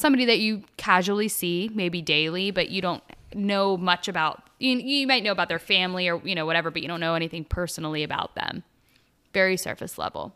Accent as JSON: {"language": "English", "area": "Pittsburgh area", "region": "Pennsylvania", "country": "United States", "said": "I'm originally also from Pittsburgh, about thirty minutes north of the city"}